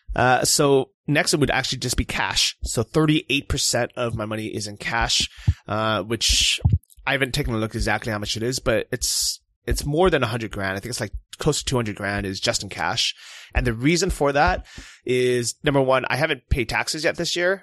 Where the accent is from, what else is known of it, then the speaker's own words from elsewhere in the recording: California, United States; moved away; I'm from California